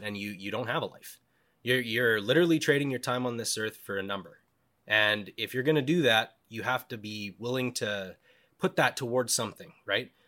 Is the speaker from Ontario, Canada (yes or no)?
no; Cranbrook, British Columbia, Canada; also born or lived in Alberta; now in Yukon, Canada; I lived B C half my life. I was born in Cranbrook